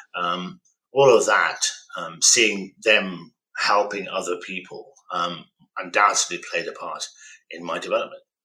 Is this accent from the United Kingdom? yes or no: yes; Birmingham, West Midlands, United Kingdom; I'm a son of an immigrant. They came here from uh, northern Pakistan uh, to seek opportunities for their children, and I was born in Birmingham